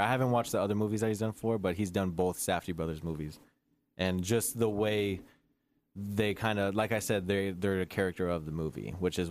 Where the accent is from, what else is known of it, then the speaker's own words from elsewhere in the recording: United States; I'm American.